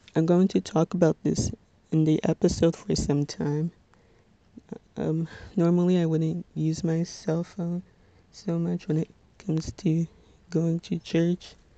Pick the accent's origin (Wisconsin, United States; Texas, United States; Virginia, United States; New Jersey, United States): New Jersey, United States; Little Ferry